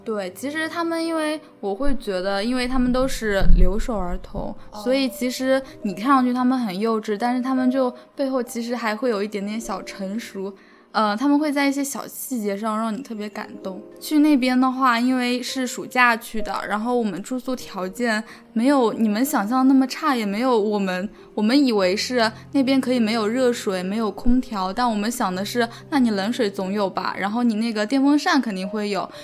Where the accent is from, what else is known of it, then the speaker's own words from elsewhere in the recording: Hangzhou, Zhejiang, China; 我是来自杭州的